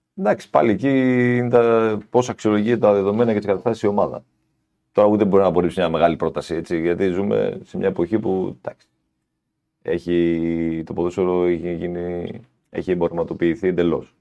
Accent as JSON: {"language": "Greek", "town": "Larissa", "region": "Thessaly", "country": "Greece", "said": "Εγώ είμαι, ήμουν από τη Λάρισα, είμαι από τη Λάρισα"}